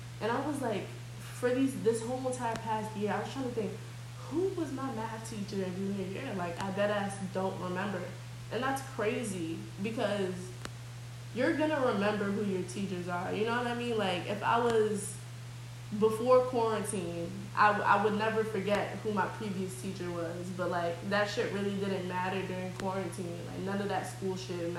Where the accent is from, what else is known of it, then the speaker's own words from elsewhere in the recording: Nigeria; I'm Nigerian.